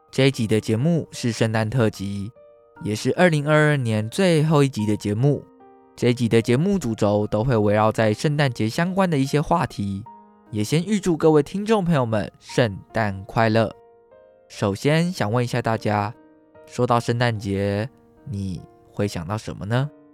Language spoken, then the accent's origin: Chinese; Taiwan; 台湾是一块宝岛，同时也是我们的家乡